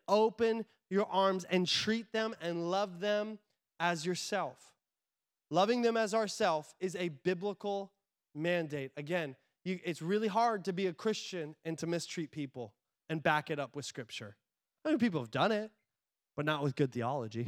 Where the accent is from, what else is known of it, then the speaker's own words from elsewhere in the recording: United States; I'm an American